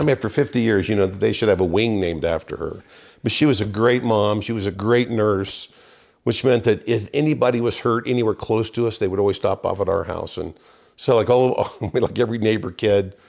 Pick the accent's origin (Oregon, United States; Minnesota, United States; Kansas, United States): Kansas, United States; Wichita; moved away as an adult; I started off in Wichita, Kansas. Grew up in a, uh, very church-going family